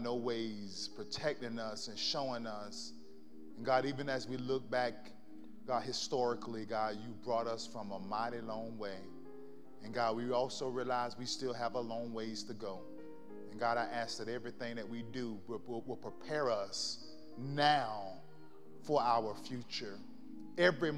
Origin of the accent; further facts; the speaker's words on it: Florida, United States; moved away; I grew up in the South. I'm from Florida